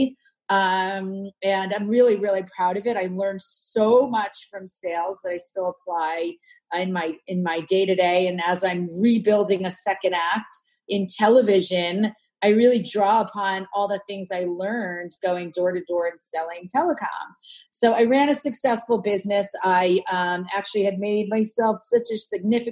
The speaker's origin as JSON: {"language": "English", "town": "Princeton", "region": "New Jersey", "country": "United States", "tie": "born or raised there", "said": "I grew up in Princeton, New Jersey"}